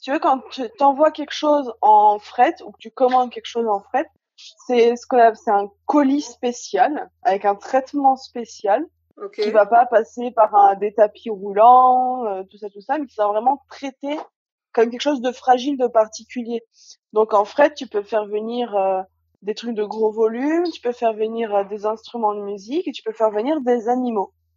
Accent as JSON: {"language": "French", "area": "Haute-Savoie", "region": "Auvergne-Rhône-Alpes", "country": "France", "also_born_or_lived": "Alsace", "moved": "as an adult", "lives_now": "Guadeloupe", "said": "je suis originaire de Haute-Savoie"}